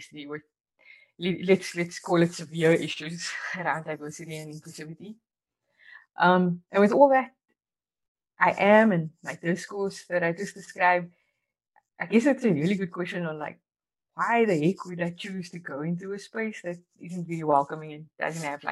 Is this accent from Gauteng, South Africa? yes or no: no; Cape Town, Western Cape, South Africa; I grew up in Athlone, Cape Town